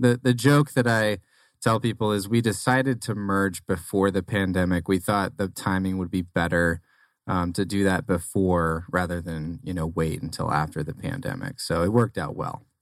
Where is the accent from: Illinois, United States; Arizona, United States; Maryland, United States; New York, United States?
Arizona, United States; also born or lived in Nebraska; so born in Nebraska, raised in Arizona, though, so I'm, I'm almost an Arizona native